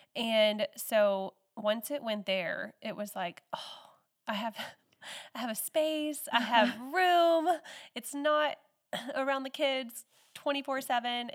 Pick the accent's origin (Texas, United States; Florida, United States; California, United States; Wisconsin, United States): Texas, United States; moved away as an adult; now in Newell, United States; I grew up in Texas and moved here in two thousand eleven, so I've been here for ten years.